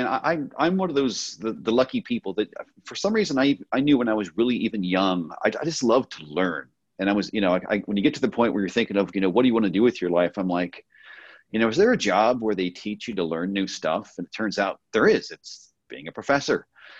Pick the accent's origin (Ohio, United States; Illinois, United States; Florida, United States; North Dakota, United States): Ohio, United States; born there; also born or lived in Texas; now in California, United States; Born in Ohio, so I have Midwestern roots. Father was in the military, so moved around a lot. Spent a little time in Texas for undergrad and grad. And then I came to California